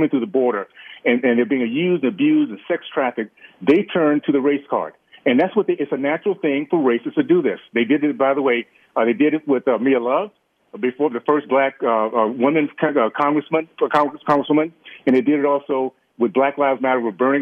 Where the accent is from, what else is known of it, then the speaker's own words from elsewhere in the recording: Deep South, United States; moved away; I grew up in the Deep South